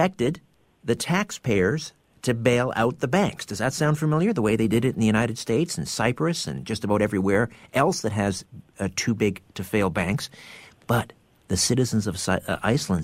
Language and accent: English; Canada; I'm Canadian